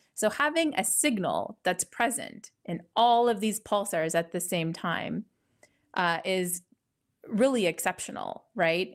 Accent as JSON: {"language": "English", "town": "Ottawa", "region": "Ontario", "country": "Canada", "also_born_or_lived": "Italy / United Kingdom / California / Germany", "moved": "as an adult", "lives_now": "Connecticut, United States", "said": "I'm originally from Ottawa, Canada"}